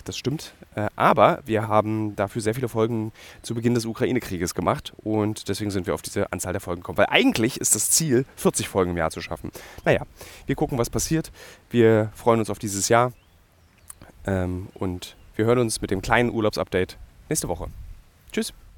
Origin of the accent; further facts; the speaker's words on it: Berlin, Germany; ich in einem Berlin, das zweigeteilt existiert und meine Identität scharfkantig geprägt hat